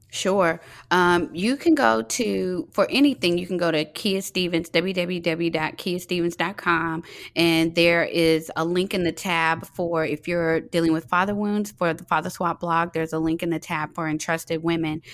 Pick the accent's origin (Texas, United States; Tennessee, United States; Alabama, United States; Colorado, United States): Texas, United States; Fort Worth; now in Atlanta, United States; I'm originally from Fort Worth, Texas.